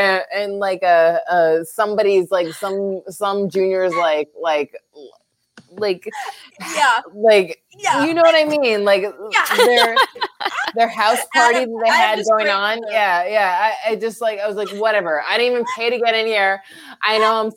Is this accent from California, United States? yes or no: no; Philadelphia, Pennsylvania, United States; it's my hometown